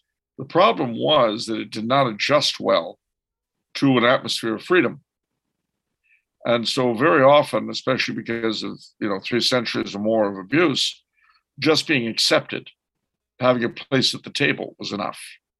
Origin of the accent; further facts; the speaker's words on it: United States; We Americans